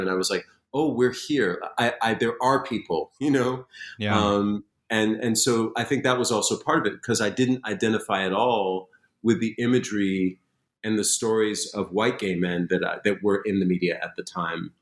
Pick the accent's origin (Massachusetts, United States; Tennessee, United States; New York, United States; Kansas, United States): Massachusetts, United States; Springfield; I grew up in Springfield, Massachusetts